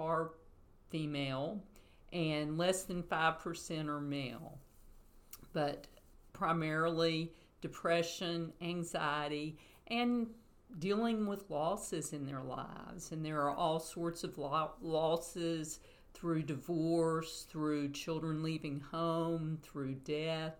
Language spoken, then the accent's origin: English; Chattanooga, Tennessee, United States; now in Athens, United States; I grew up in Chattanooga